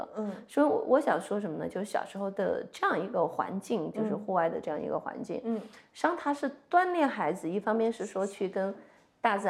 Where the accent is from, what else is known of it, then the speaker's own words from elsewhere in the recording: Ziyang, Sichuan, China; 呃，在四川资阳的农村，对，然后这个条件那就肯定很简单嘛，很艰苦嘛